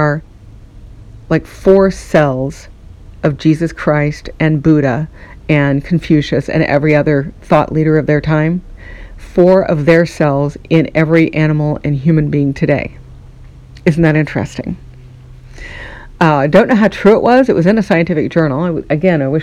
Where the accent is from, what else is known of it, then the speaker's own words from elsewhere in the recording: United States; I'm speaking from America